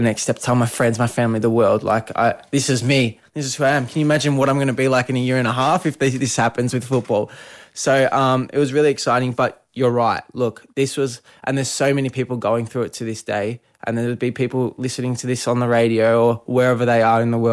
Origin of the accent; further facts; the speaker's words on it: Melbourne, Victoria, Australia; moved away as an adult; now in Adelaide, Australia; I'm from Melbourne, grew up in Melbourne all my life, and this is the first time I was leaving home